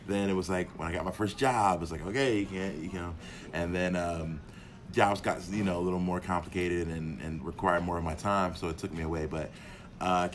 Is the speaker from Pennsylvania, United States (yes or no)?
yes; Philadelphia, Pennsylvania, United States; I was born and raised in Philadelphia, which is a big wrestling town